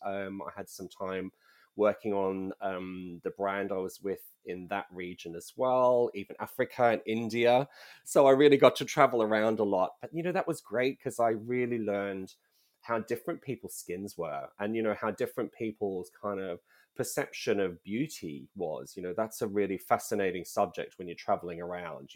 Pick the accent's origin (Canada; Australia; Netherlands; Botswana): Australia; moved away as an adult; also born or lived in United Kingdom; I'm originally from Australia, so not Nordic in any way